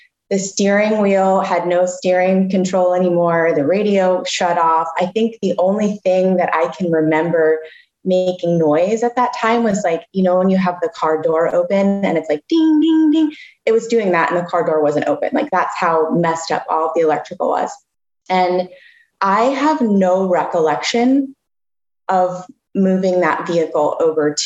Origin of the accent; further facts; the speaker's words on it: Florida, United States; I'm from Florida